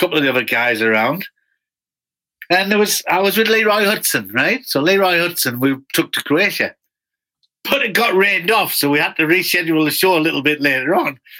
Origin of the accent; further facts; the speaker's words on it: Newcastle upon Tyne, North East England, United Kingdom; I'm from Newcastle in the north of England.